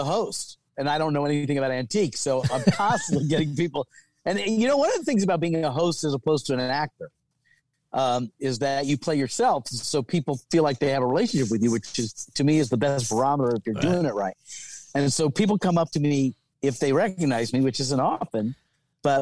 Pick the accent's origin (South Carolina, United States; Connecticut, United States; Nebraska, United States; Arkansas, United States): South Carolina, United States; moved away as an adult; also born or lived in Alabama; now in Los Angeles, United States; I grew up in South Carolina. I lived in Alabama for a year. And I moved to LA when I was 19